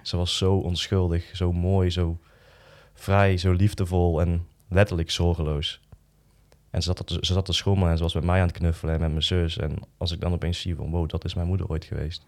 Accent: Boxtel, North Brabant, Netherlands; ik ben dan opgegroeid in Boksel, in een dorp

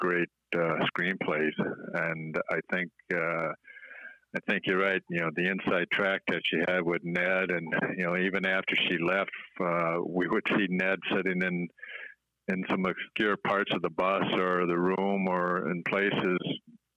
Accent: Minnesota, United States; I grew up in Minnesota, so our winters are long and cold

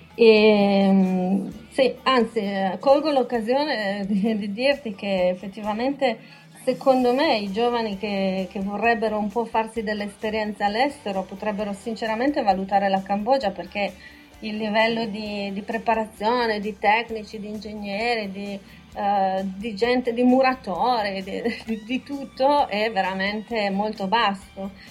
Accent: Buttrio, Friuli-Venezia Giulia, Italy; moved away as an adult; also born or lived in Shanghai, China; now in Taiwan; io vengo da un paese, io sono nata a Butrio

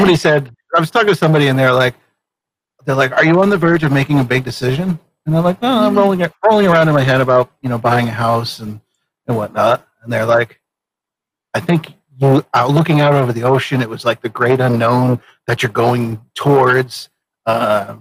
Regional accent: Vermont, United States; also born or lived in Maine; my hometown in Vermont

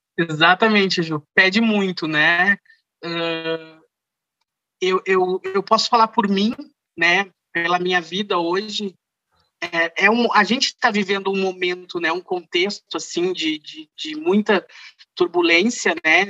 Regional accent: Rio Pardo, Rio Grande do Sul, Brazil; Eu sou natural de Rio Pardo, interior aqui do Rio Grande do Sul

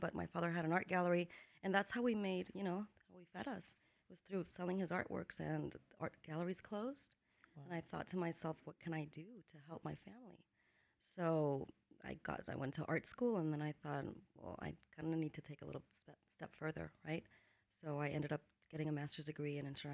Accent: Valencia, Valencian Community, Spain; also born or lived in Menorca, Spain; now in Los Angeles, United States; I lived in a lot of different countries, but I was raised in Spain, in Valencia, and in a little tiny island called Menorca

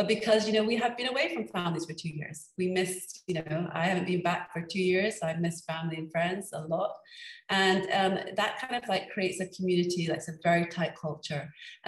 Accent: Scotland, United Kingdom; when growing up in Scotland, you kind of, where was I gonna go to university? Of course, it was gonna be in Scotland.

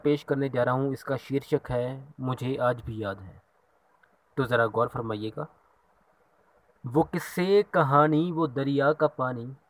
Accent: Ludhiana, Punjab, India; मैं लुधियाना पंजाब से हूँ

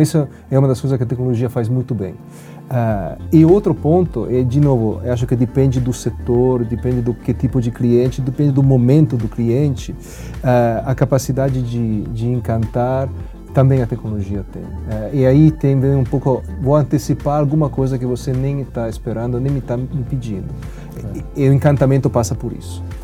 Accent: Italy; Portuguese is a second language; now in Brazil; o lugar onde eu nasci, que é a Itália

